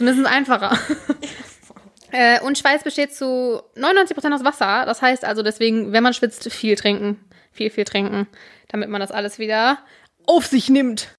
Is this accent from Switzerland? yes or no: no; North Rhine-Westphalia, Germany; born or raised there